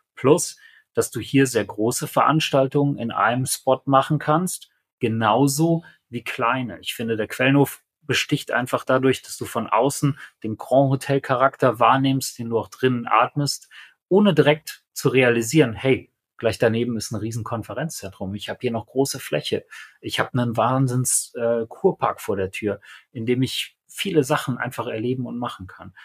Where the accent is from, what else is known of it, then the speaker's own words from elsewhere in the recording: Aachen, North Rhine-Westphalia, Germany; das hier ist meine Heimatregion